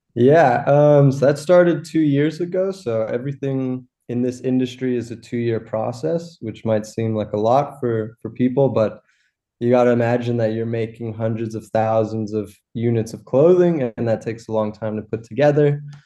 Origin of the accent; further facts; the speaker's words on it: Los Angeles, California, United States; moved away as an adult; also born or lived in Rhode Island / Boston; now in Germany; I grew up in Los Angeles.